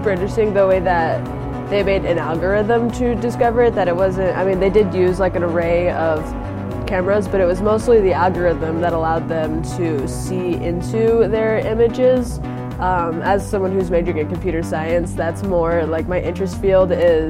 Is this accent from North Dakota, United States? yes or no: no; Republic, Missouri, United States; I'm from Republic.